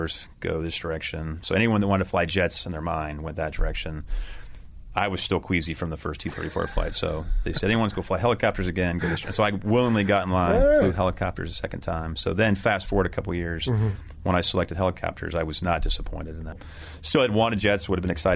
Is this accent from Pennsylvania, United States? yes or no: no; Santa Rosa, California, United States; I grew up in Northern California, Santa Rosa, actually